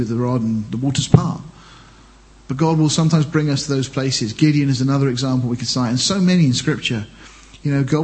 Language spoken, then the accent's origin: English; Deal, South East England, United Kingdom; I was born in Deal, I came from Deal